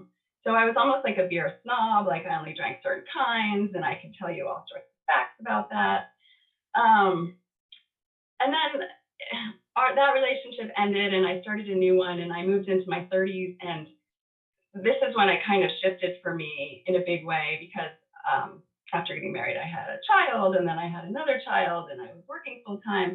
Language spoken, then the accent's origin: English; Baltimore, Maryland, United States; moved away as an adult; also born or lived in New York State / San Diego; I went from like a really big, diverse school in Baltimore. I had moved from New York State to Baltimore